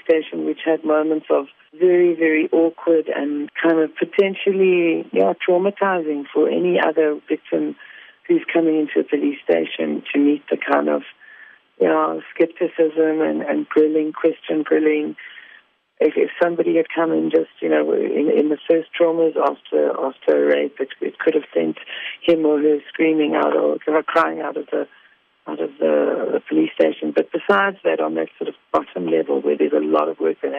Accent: South Africa; moved away as an adult; now in Sweden; when I landed back home again, the feeling of just being on South African soil, amongst my people

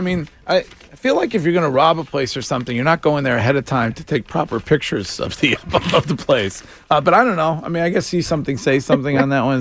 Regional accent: Stow, Massachusetts, United States; my hometown police department

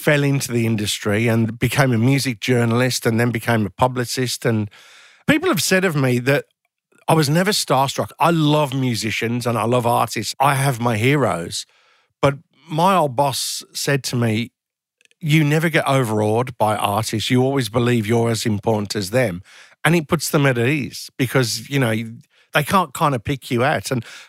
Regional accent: Birmingham, West Midlands, United Kingdom; I was from Birmingham, from a council estate, and ended up working at a fairly senior level in the music industry.

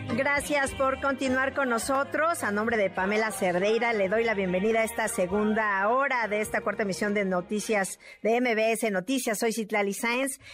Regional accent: Mexico; nosotros como mexicanos

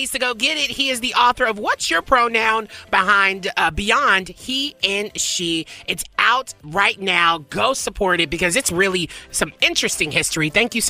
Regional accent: the South, United States; I say y'all, yeah, too, because I'm from the South.

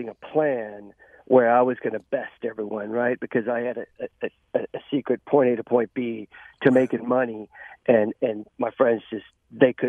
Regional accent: Texas, United States; I grew up in Texas

